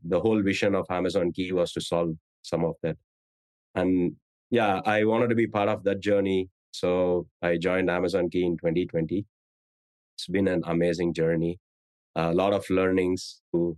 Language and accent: English; India; moved away as an adult; now in San Francisco Bay Area, United States; I grew up in India